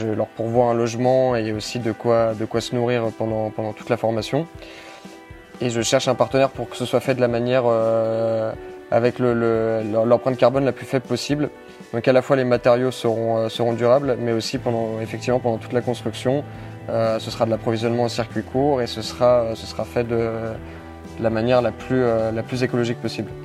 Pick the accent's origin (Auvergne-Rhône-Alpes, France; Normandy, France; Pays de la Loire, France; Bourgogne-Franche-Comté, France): Auvergne-Rhône-Alpes, France; Lyon; moved away as an adult; also born or lived in Lille / Grenoble; j'ai 22 ans, je viens de Lyon.